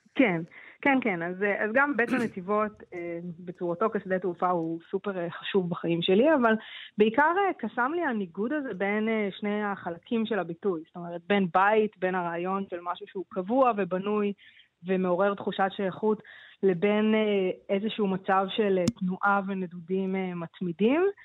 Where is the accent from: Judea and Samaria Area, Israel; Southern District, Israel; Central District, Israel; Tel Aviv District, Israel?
Central District, Israel; Ramla; also born or lived in New York; זו שפה שגדלתי ברמלה